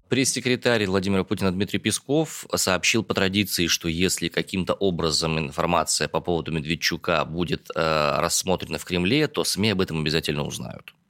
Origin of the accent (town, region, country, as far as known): Omsk, Omsk Oblast, Russia; born or raised there